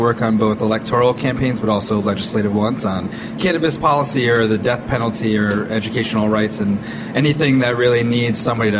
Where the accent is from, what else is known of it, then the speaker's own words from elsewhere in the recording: Connecticut, United States; now in Puerto Rico; as somebody from Connecticut, you know, I'm currently living in Puerto Rico, but I am from Connecticut.